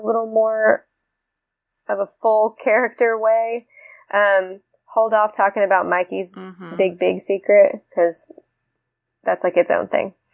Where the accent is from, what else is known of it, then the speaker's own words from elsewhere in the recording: Jeffersonville, Indiana, United States; moved away; I grew up in Jeffersonville, Indiana, which is a suburb of Louisville, Kentucky.